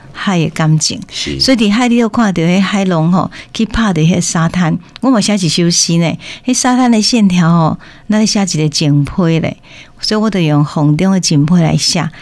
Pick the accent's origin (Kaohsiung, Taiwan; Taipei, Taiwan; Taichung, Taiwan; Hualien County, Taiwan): Taichung, Taiwan; moved away as an adult; now in Tainan, Taiwan; 那我是台中人，我嫁到台南来，